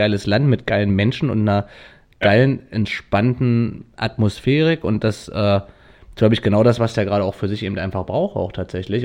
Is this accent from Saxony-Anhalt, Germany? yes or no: yes; Wernigerode, Saxony-Anhalt, Germany; bei meinem Heimatort Wernigerode